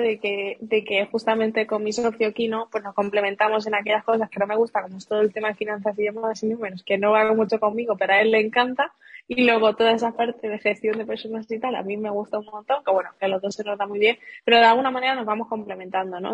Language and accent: Spanish; Seville, Andalusia, Spain; moved away as an adult; also born or lived in Madrid; yo soy de Sevilla y vivía en Sevilla